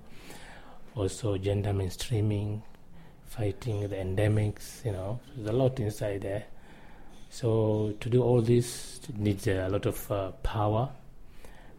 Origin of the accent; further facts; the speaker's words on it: Lamu County, Kenya; I am from Lamu County